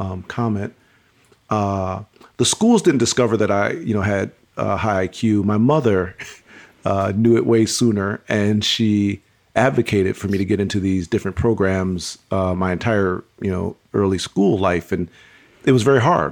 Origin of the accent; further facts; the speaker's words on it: Pontiac, Michigan, United States; I was born and raised in Pontiac, Michigan